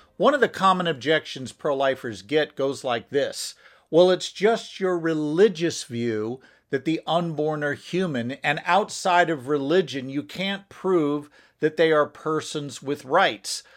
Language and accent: English; United States; I'm an American